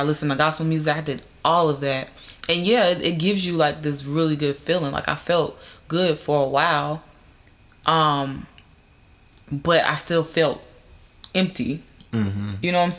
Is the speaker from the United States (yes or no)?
yes; the South, United States; I still have that feeling, though, like, because I'm from the South. Like, you know, everybody's Christian.